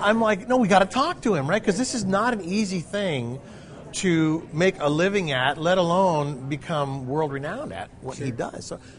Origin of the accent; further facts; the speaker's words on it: Grants Pass, Oregon, United States; Today we're in my hometown, Grants Pass, Oregon